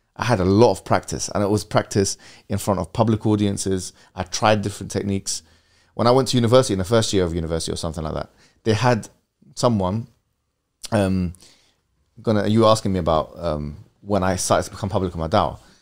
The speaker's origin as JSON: {"language": "English", "region": "London", "country": "United Kingdom", "tie": "born or raised there", "said": "we moved from West London to Central London to North West London to, you know, I think at one point even South London."}